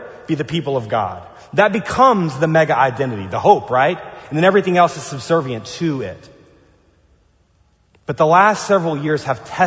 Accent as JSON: {"language": "English", "region": "the South", "country": "United States", "tie": "born or raised there", "moved": "yes", "lives_now": "Pasadena, United States", "said": "I grew up inside of a Southern Baptist tradition in the South"}